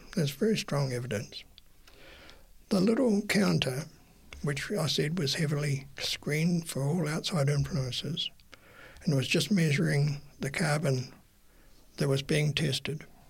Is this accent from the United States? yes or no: no; Napier, Hawke's Bay, New Zealand; moved away as an adult; also born or lived in Wellington, New Zealand; I grew up um, in Napier, but I moved at 18 to Wellington to attend university